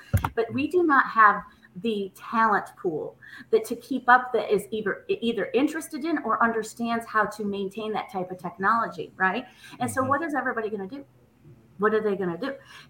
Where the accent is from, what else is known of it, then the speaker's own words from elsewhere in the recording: Nashville, Tennessee, United States; I'm from Nashville, Tennessee, and we had to go to Seattle, Washington's Children's Hospital.